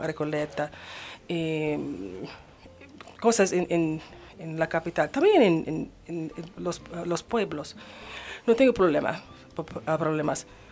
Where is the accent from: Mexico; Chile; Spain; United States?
United States; Spanish is a second language; moved away as an adult; now in Argentina; soy de Estados Unidos